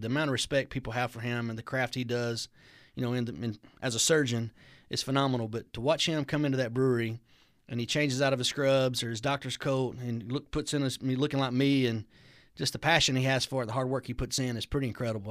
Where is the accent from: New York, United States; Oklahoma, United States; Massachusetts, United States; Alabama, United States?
Alabama, United States; also born or lived in Rome, Georgia; now in Georgia, United States; kinda my hometown area where I'm from